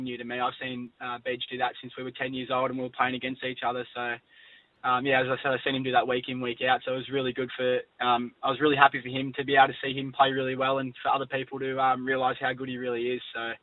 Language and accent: English; Sydney, New South Wales, Australia; I was born in Sydney